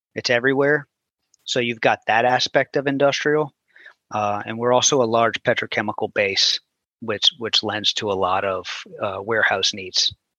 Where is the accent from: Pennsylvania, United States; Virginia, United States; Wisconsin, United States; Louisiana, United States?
Louisiana, United States; New Orleans; moved away as an adult; also born or lived in Houston; I grew up in New Orleans, and in right. 2005, we got hit with Hurricane Katrina